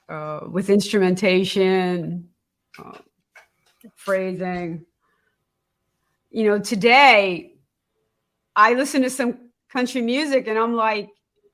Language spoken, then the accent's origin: English; Allentown, Pennsylvania, United States; moved away; also born or lived in New Jersey; I'm from Allentown, Pennsylvania, and our whole existence was around Bethlehem Steel.